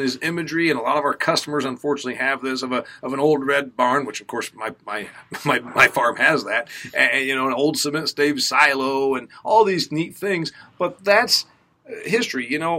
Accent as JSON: {"language": "English", "region": "Midwest", "country": "United States", "said": "As a Midwesterner from a corn and soybean state"}